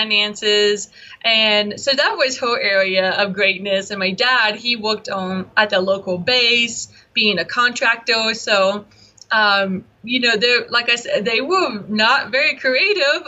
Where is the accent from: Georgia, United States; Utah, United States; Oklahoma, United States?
Georgia, United States; Byron; I grew up in a little town called Byron, Georgia. It's in the middle, literally the middle of Georgia